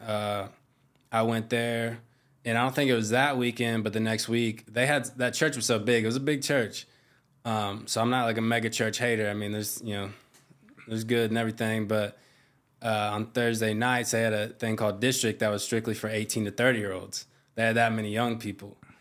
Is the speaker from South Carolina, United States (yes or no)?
yes; Myrtle Beach, South Carolina, United States; moved away as an adult; now in Hawaii, United States; I grew up in Myrtle Beach